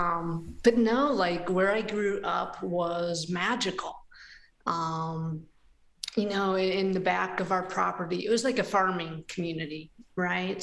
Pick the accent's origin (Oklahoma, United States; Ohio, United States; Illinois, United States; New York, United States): Ohio, United States; Hinckley; now in Cincinnati, United States; I grew up in a little village in Northeast Ohio called Hinckley, Ohio